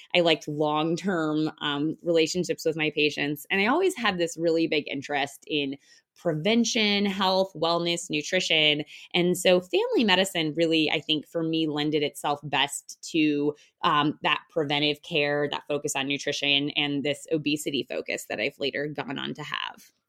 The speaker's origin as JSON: {"language": "English", "town": "Denver", "region": "Colorado", "country": "United States", "tie": "born or raised there", "said": "I practice in the Denver, Colorado area, and that's actually where I'm from."}